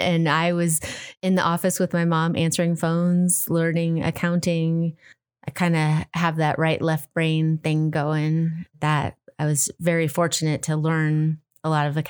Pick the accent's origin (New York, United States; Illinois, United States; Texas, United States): Illinois, United States; Chicago; So when I was six, I grew up in Chicago and I saw the Nutcracker on Channel 9 in Chicago, WGN